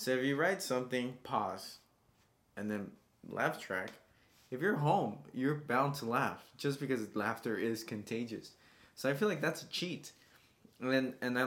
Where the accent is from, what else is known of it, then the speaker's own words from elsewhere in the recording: United States; I grew up in America